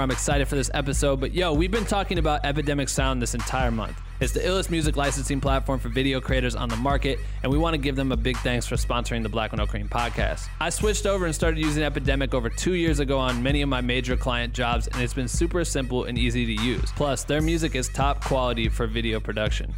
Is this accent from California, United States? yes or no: no; Iowa, United States; me living, growing up in Iowa, looking up to Minnesota people in the music scene